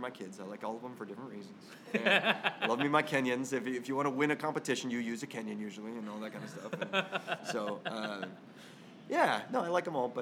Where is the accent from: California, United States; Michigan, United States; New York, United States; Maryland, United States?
California, United States; Irvine; born or raised there